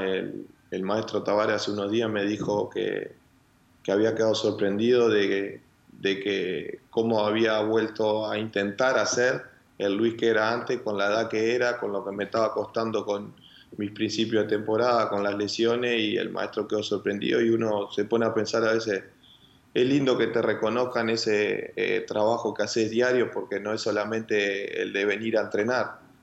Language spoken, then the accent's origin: Spanish; Uruguay; moved away; como uruguayo